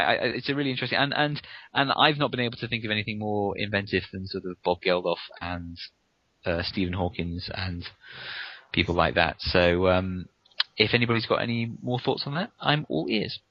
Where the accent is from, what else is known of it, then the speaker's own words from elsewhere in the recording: United Kingdom; being British myself